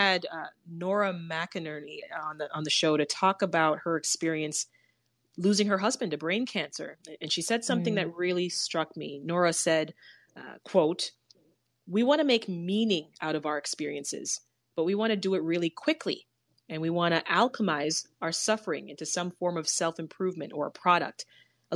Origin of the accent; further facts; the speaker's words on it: Canada; moved away as an adult; I'm from Canada.